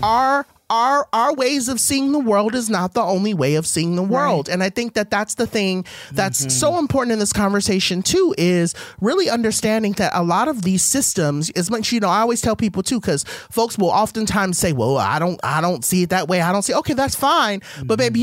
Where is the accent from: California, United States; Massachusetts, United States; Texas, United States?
California, United States; Compton; I was raised in Compton